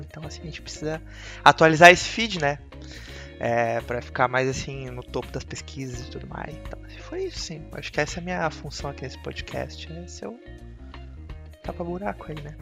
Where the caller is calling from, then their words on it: Santa Catarina, Brazil; Eu falo daqui de Santa Catarina